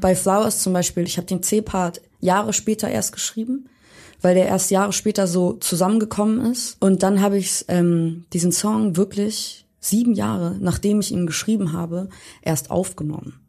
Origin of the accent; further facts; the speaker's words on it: Hamburg, Germany; now in Berlin, Germany; komme gebürtig aus Hamburg